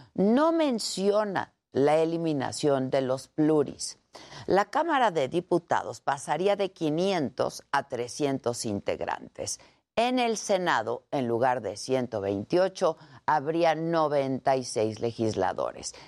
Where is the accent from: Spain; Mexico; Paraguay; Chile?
Mexico; como ciudadanos, como mexicanos